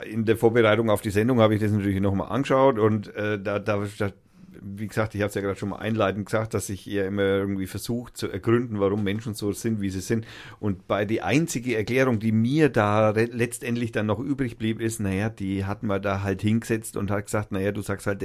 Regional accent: Lauf an der Pegnitz, Bavaria, Germany; dummerweise auch noch aus dem Eck kommt, wo ich herkomme auch. Lauf ja, Denberg, um genau zu sein.

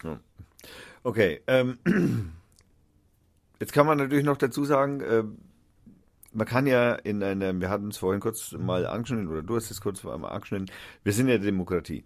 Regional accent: Nuremberg, Bavaria, Germany; moved away as an adult; now in Fürth, Germany; ich bin ja eigentlich Nürnberger

